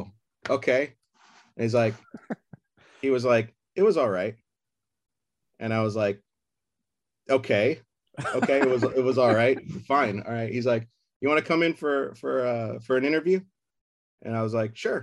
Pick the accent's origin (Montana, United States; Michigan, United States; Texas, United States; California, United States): California, United States; Burbank; I said, Burbank